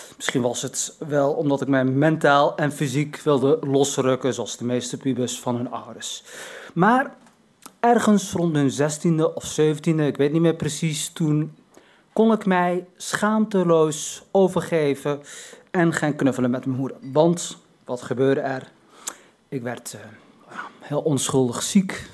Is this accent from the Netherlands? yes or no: no; Morocco; ik ben geen Turk, maar een Marokkaan